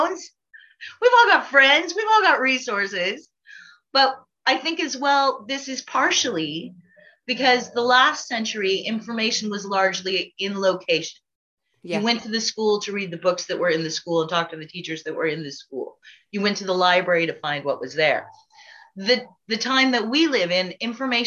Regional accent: United States; moved away as an adult; also born or lived in California; now in Ireland; my being American

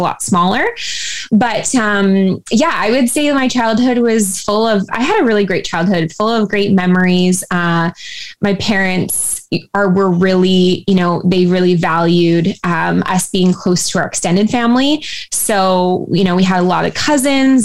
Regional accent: Surrey, British Columbia, Canada; I actually grew up in a uh, town of Surrey, which is about an hour away from Vancouver

